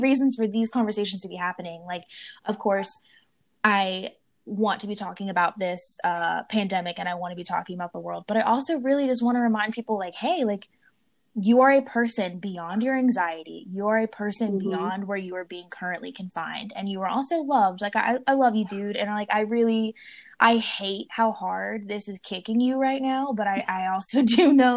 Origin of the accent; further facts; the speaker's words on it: Blacksburg, Virginia, United States; now in New Orleans, United States; I grew up in Blacksburg, Virginia